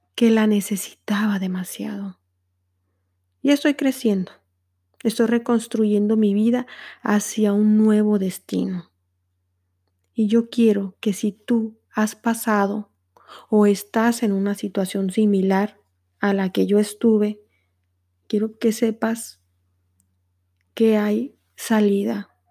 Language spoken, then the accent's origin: Spanish; Mexico; moved away as an adult; now in Netherlands; soy una mexicana a quien el amor la trajo a los Países Bajos